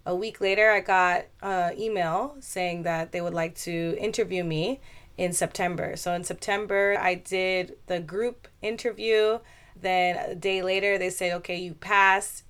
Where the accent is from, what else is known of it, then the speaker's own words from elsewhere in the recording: Westchester County, New York, United States; moved away as an adult; now in Osaka, Japan; My hometown is in New York State, Westchester County, and I left United States to live in Japan when I was twenty-four.